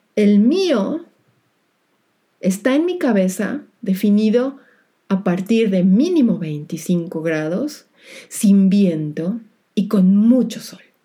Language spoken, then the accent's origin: Spanish; Mexico; now in Germany; mi país de origen, México